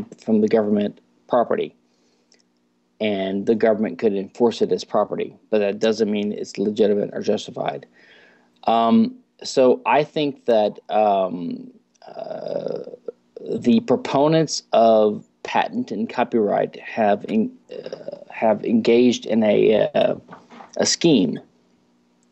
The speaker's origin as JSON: {"language": "English", "region": "Louisiana", "country": "United States", "moved": "yes", "lives_now": "Houston, United States", "said": "I'm from Louisiana, which is a unique state in America"}